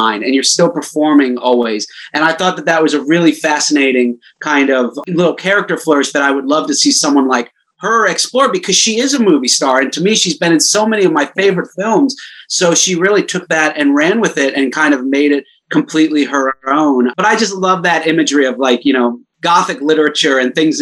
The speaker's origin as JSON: {"language": "English", "town": "Orlando", "region": "Florida", "country": "United States", "tie": "born or raised there", "said": "I grew up in Florida, probably an hour or so out away from this little beach town."}